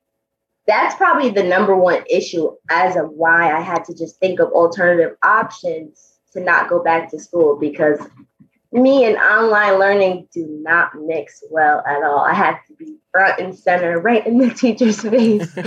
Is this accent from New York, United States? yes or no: yes; Poughkeepsie, New York, United States; here in my hometown, Poughkeepsie, New York, at my high school track